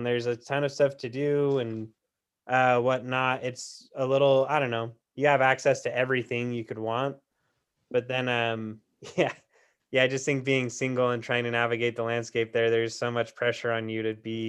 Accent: Utah, United States; just because I'm from Utah County

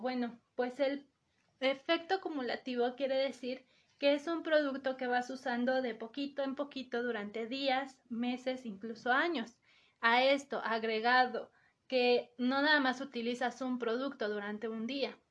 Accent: Mexico; como mexicanos

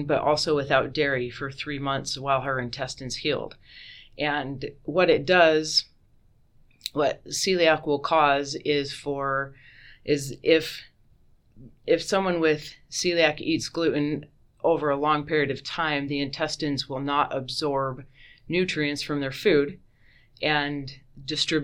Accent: Lewiston, Utah, United States; moved away as an adult; also born or lived in Houston, Texas / Boise, Idaho; now in Nampa, United States; I grew up in Lewiston, Utah. It's in Cache Valley near Logan

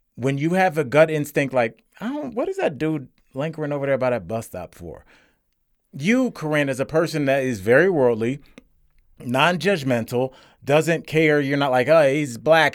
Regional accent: Cleveland, Ohio, United States; I'm from Cleveland. I saw black folks, white folks, and Puerto Ricans

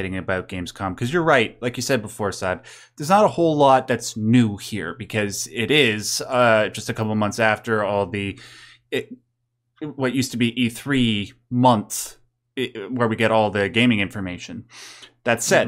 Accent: Canada; I'm Canadian

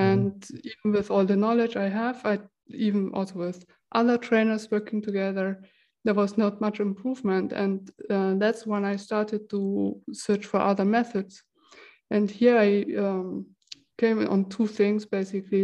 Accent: Germany; now in Switzerland; I come originally from Germany

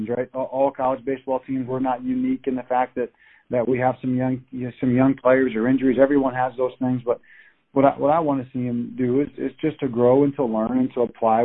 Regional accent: Indiana, United States; it made me very proud to be a Hoosier, and I loved Wright State, and that's my alma mater, and I loved the people there, and we were able to be very successful, and afforded me the opportunity to get to come back home and represent my hometown

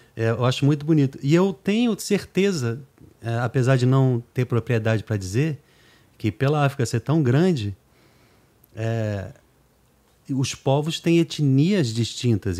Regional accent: Brazil; accent: Brazilian; also born or lived in New York, United States; a gente que é nascido na América

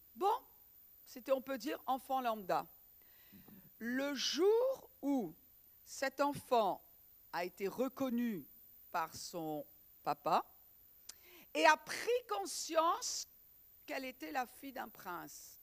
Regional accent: Breton, Brittany, France; en tant que bretonne

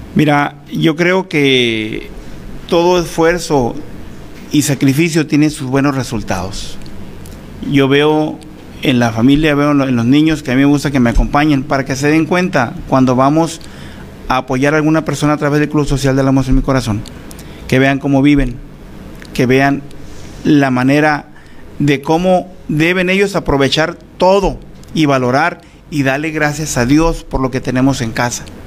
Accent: Álamos, Sonora, Mexico; also born or lived in Navojoa; Fui secretario del Ayuntamiento en Álamos en el 2006

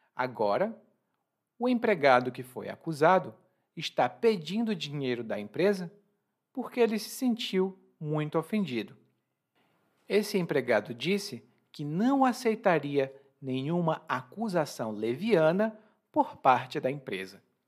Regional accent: Ceará, Brazil; eu considero meu conterrâneo uma pessoa que veio do Ceará, porque é do mesmo estado de onde eu venho

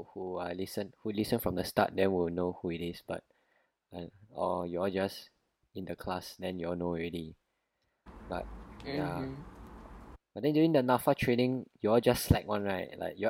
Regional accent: Singapore; we are from Singapore

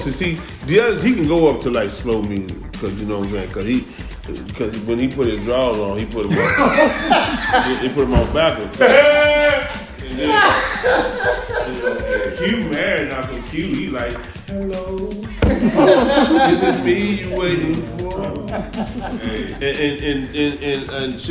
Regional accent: Houston, Texas, United States; I'm from Houston

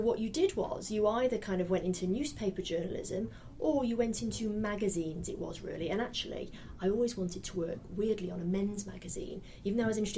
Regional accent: Salford, North West England, United Kingdom; moved away as an adult; also born or lived in Australia; I grew up in Salford in Manchester

